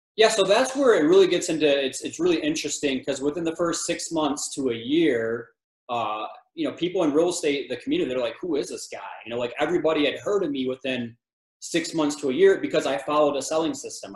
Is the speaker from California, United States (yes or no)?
no; Michigan, United States; moved away as an adult; also born or lived in Texas / West Virginia / Tennessee; now in Colorado, United States; I'm from Michigan